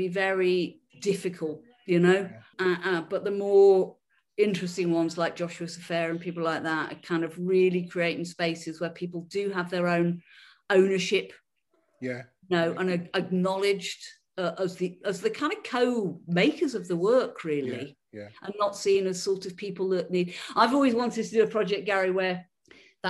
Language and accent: English; Liverpool, North West England, United Kingdom; accent: Scouse; moved away as an adult; also born or lived in Crosby / West Derby / Edinburgh; But I grew up in Liverpool. I'm a scouser